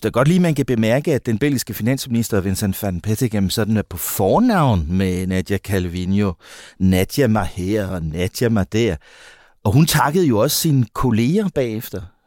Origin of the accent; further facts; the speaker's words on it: Denmark; vi i Danmark